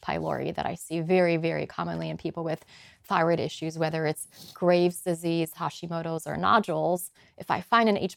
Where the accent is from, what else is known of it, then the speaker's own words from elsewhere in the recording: Poland; moved away; also born or lived in Boulder, Colorado / Chicago; I'm from Poland originally